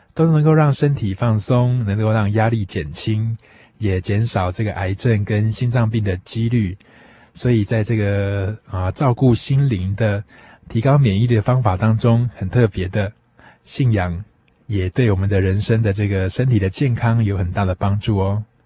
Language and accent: Chinese; Taiwan; 对于我们台湾人的生活健康情况